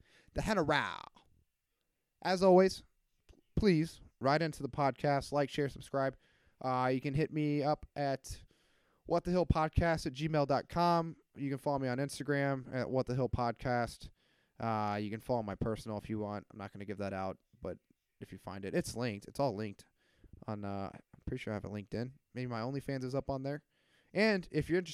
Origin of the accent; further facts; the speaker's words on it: Iowa, United States; my hometown heroes from Iowa